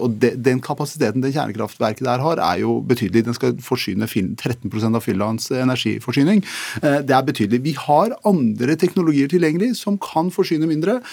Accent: Telemark, Norway; jeg kommer fra Telemark

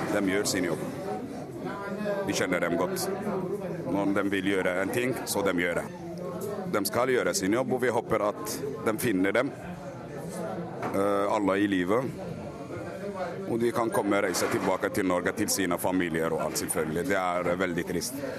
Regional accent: Algeria; now in Oslo, Norway; jeg er fra Algerie

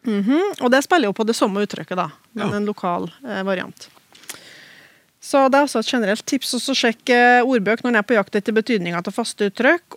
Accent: Oppdal, Trøndelag, Norway; i talemålet der jeg vokste opp, i Oppdal

